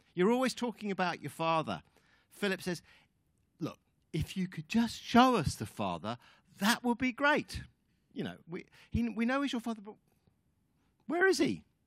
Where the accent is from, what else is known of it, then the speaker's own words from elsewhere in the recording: United Kingdom; moved away as an adult; also born or lived in New Zealand; Linda and I are Brits. Um, we are ex New, ex Kiwis, I guess. We've kind of lived there for about fifteen years on and off, but really we're British